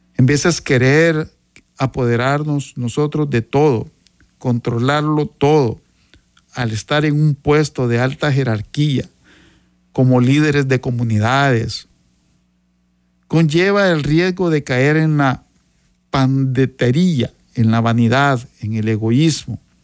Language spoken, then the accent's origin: Spanish; Sonsonate, El Salvador; Yo soy originario de Sonsonate